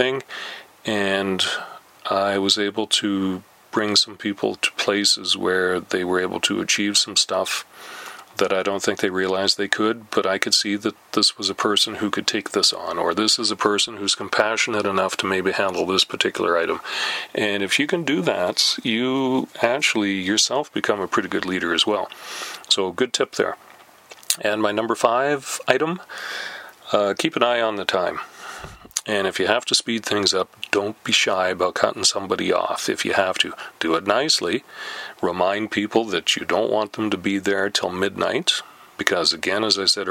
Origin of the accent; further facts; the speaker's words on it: Canada; We're Canadian